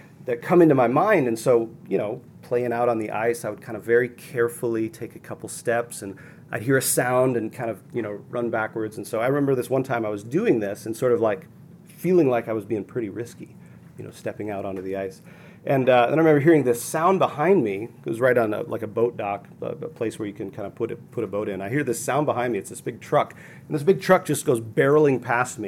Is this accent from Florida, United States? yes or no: no; Minnesota, United States; I grew up in Minnesota